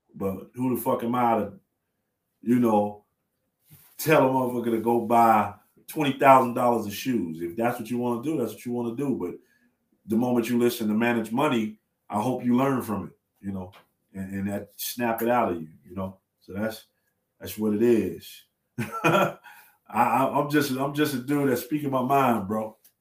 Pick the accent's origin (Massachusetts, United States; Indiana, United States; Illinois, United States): Illinois, United States; Chicago; I'm from Chicago